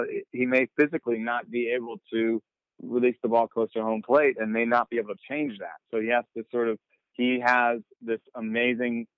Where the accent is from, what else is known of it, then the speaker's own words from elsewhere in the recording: Jamaica; I was born in Jamaica.